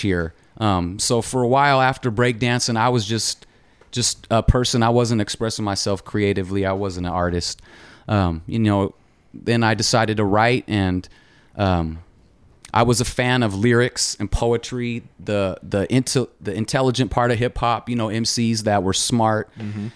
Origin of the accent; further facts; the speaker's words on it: Tacoma, Washington, United States; I grew up in Tacoma. My family moved here when I was a baby. I wasn't actually born here, but I'm raised here